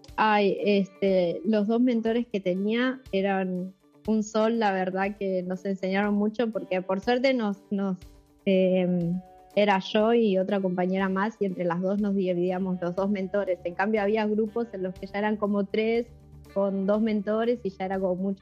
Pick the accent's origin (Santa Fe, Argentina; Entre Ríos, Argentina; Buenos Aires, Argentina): Buenos Aires, Argentina; nací en, Buenos Aires y me crié toda la vida acá en Capital